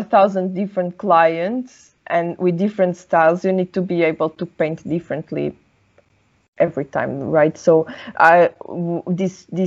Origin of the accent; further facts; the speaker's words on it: Portugal; first language Portuguese; English is a second language; moved away; because of course I live outside of my home, right? Like Portugal.